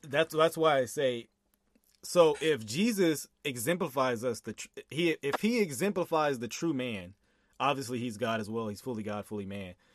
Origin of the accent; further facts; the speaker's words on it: Texas, United States; I'm from Texas